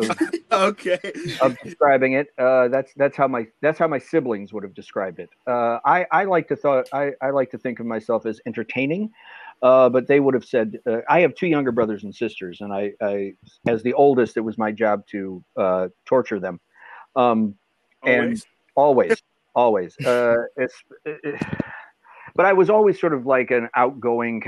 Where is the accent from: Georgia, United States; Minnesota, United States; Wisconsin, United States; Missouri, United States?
Wisconsin, United States; just outside of Milwaukee; now in Chicago, United States; I'm from just outside of Milwaukee, Wisconsin, small town Alice, Wisconsin. That's where I grew up.